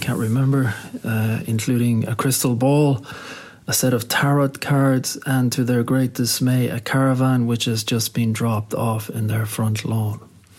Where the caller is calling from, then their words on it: Shanghai, China; I'm calling today from Shanghai in China.